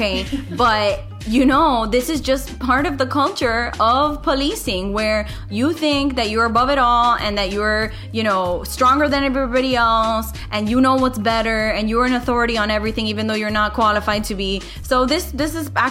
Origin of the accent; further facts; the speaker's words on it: Miami, Florida, United States; us from Miami